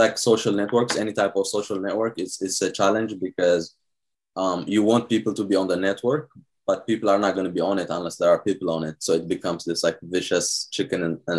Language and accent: English; Ohio, United States; now in New York, United States; Hey, I got a house here, so it's like, it's more chill. It reminds me of my home state, Ohio.